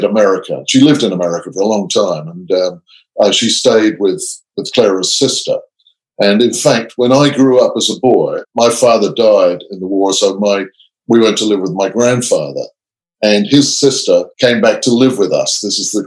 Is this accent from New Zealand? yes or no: no; England, United Kingdom; also born or lived in Canada; now in Australia; I grew up in England. I lived in Canada for some years, and I live in Australia now.